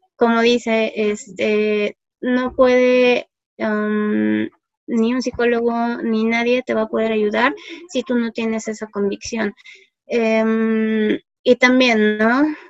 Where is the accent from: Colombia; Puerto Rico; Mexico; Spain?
Mexico; somos los mexicanos